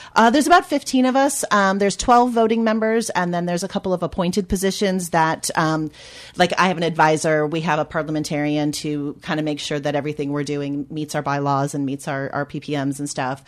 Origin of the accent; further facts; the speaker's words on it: United States; moved away as an adult; now in United Kingdom; as an American coming over